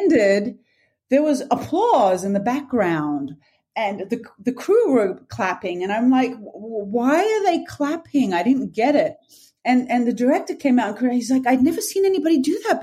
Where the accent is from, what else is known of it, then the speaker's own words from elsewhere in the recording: Sydney, New South Wales, Australia; moved away as an adult; also born or lived in Turkey / London; I was born and raised in Australia and then moving to Turkey at that age.